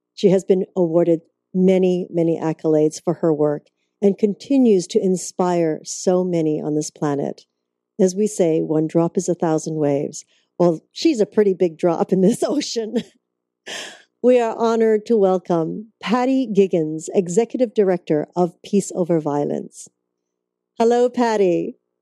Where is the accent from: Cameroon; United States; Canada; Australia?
Canada; moved away; I'm originally from Canada